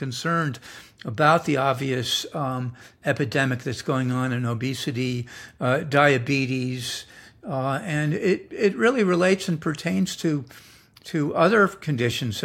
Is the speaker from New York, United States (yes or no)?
yes; New York, United States; moved away as an adult; also born or lived in Switzerland; now in San Diego, United States; I was born in New York